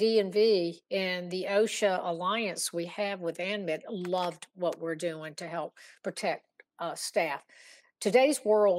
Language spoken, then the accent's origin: English; Virginia, United States; Yeah, I'm from Virginia.